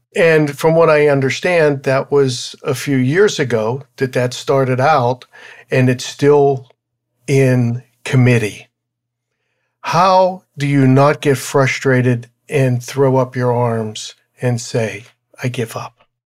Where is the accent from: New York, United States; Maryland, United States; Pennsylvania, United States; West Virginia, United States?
Pennsylvania, United States; Pittsburgh; moved away; back in my hometown, which was, uh, in Pittsburgh, in, in the suburb of Pittsburgh